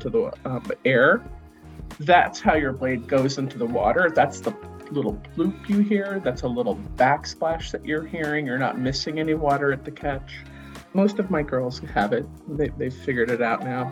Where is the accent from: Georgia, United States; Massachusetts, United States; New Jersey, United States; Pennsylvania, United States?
Massachusetts, United States; Cape Cod; I grew up on Cape Cod